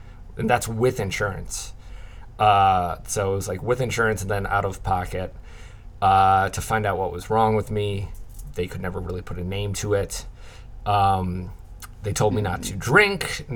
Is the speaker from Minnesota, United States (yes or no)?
yes; St. Paul, Minnesota, United States; moved away as an adult; I am from St. Paul, Minnesota, originally